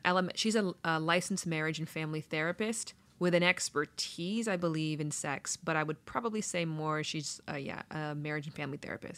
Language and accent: English; Toronto, Ontario, Canada; now in Los Angeles, United States; I'm from Toronto originally.